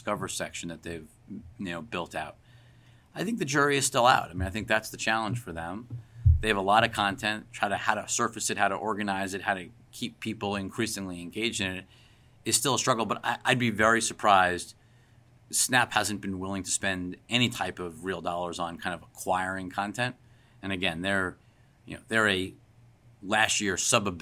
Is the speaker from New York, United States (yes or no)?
yes; Long Island, New York, United States; I grew up in Long Island, so I grew up listening to WFAN and Mike and the Mad Dog.